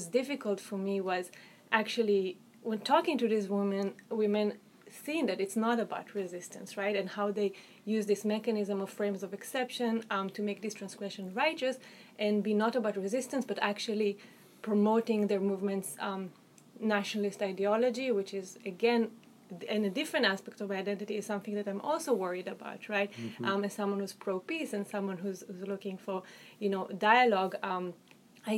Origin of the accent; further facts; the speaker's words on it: Israel; accent: Israeli; I am Israeli, I'm Jewish, I don't hide that fact, it's pretty apparent from my name, from my accent